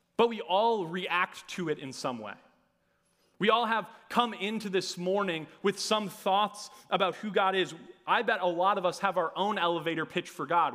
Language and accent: English; Hopkins, Minnesota, United States; I'm from Hopkins, Minnesota. I graduated from Southwest Christian High School